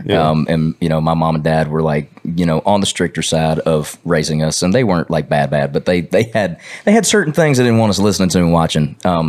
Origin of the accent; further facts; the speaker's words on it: Georgia, United States; now in Nashville, United States; my town's not like the smallest one in Georgia, yeah. But like there wasn't many people that played music or even cared about it.